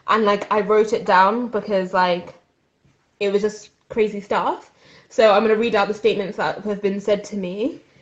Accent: Swindon, South West England, United Kingdom; where am I from? And I said, Swindon

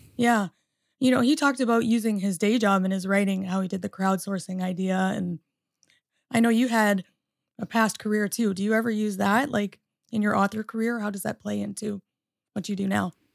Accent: Canada; moved away as an adult; also born or lived in Michigan, United States; now in United States; I'm a Canadian born and also uh, American through marriage.

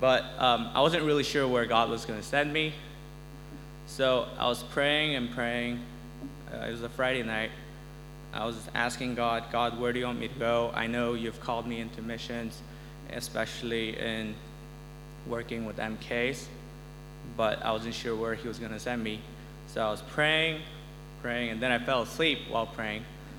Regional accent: South Korea; also born or lived in Uganda; I grew up in Uganda for the second half of my formative years. I spent the first half in Korea. I'm a Korean.

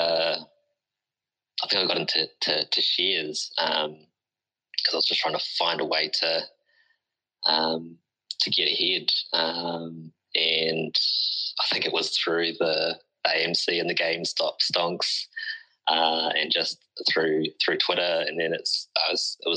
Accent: Auckland, New Zealand; the community that I'm from South Auckland

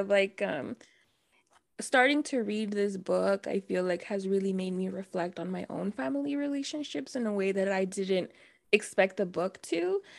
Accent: Dallas, Texas, United States; even though I'm not from El Paso, like I grew up in Dallas, Texas

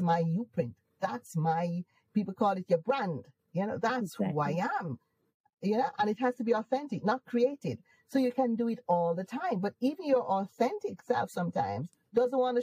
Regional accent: Jamaica; accent: Jamaican; moved away as an adult; now in United Kingdom; I am Jamaican. I don't want to lose my accent. So I'd purposely hold on to my accent.

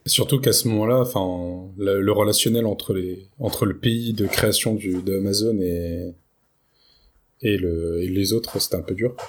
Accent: France; chez nous en France

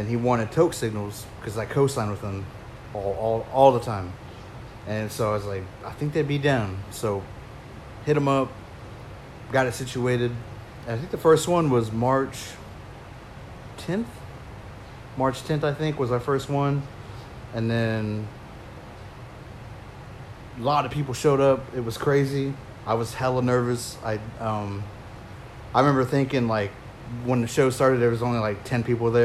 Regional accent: Pawnee, Oklahoma, United States; moved away as an adult; I grew up in Pawnee, went to Pawnee High School

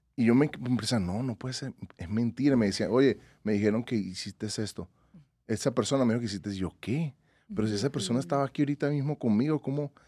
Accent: Venezuela; also born or lived in Tucson, United States; now in Las Vegas, United States; mi Venezuela

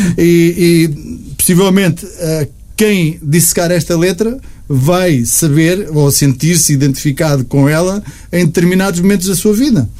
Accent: Almada, Lisbon, Portugal; also born or lived in Luxembourg; sou da Almada, Lisboa, é perto.

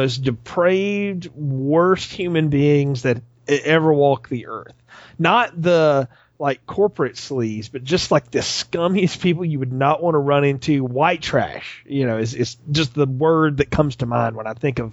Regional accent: the South, United States; I'm from the South. That's how people talk.

